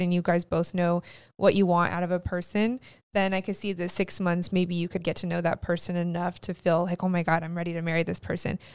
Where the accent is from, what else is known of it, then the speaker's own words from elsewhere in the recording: California, United States; we're from California